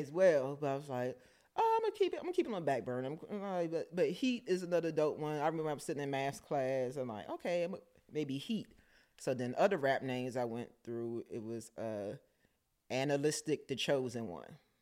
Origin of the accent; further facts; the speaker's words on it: Washington, District of Columbia, United States; me growing up in Southeast